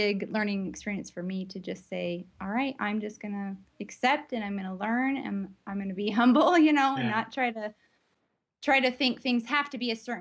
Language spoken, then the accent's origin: English; United States; moved away; I grew up with in the States